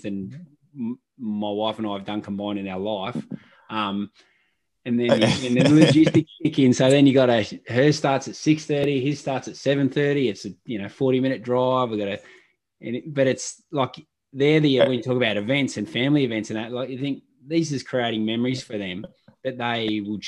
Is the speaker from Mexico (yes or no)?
no; Wangaratta, Victoria, Australia; I was born in Wangaratta